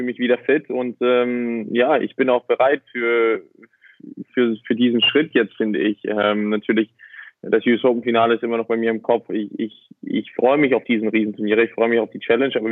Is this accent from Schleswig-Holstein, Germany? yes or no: no; Hamburg, Germany; Ja, also ich, ich bin Hamburger. Ich, ich kenne es nicht anders.